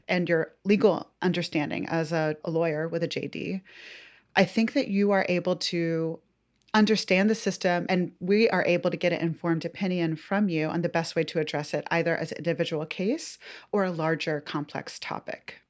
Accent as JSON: {"language": "English", "town": "Atlanta", "region": "Georgia", "country": "United States", "tie": "born or raised there", "said": "Josie and I went to the same pre-K in Atlanta"}